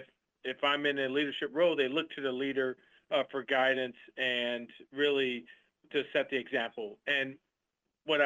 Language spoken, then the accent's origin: English; Milwaukee, Wisconsin, United States; moved away as an adult; I was born and raised in Wisconsin.